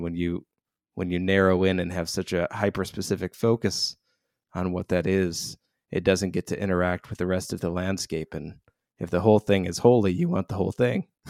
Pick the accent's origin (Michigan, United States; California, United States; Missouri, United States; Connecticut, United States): Michigan, United States; Royal Oak; I was raised outside of Detroit, so a town called Royal Oak in suburban Detroit, Michigan